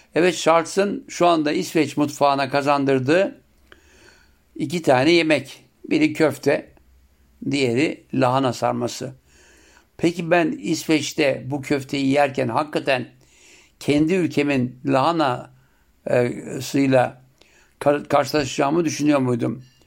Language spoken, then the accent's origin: Turkish; Siirt Province, Turkey; bizim Siirt'te yapılanı en çok etli olurdu